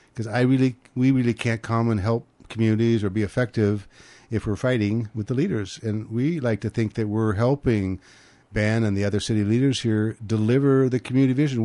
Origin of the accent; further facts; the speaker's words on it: Grand Forks, North Dakota, United States; now in California, United States; we're both from Grand Forks, North Dakota. I'm four generations back in North Dakota